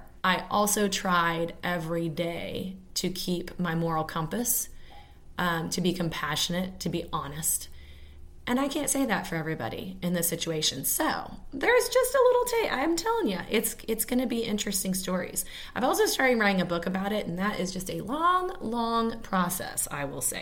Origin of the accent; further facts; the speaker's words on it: Kansas City, Missouri, United States; growing up in Kansas City. I went to Casey Moe Public Schools